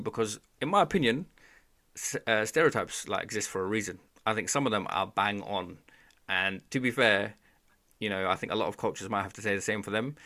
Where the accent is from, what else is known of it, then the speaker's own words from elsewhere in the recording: Bangladesh; I'm from Bangladesh